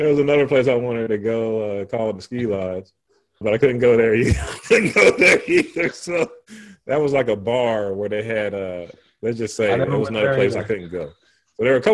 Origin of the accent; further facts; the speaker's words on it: Burlington, North Carolina, United States; I grew up in Burlington, North Carolina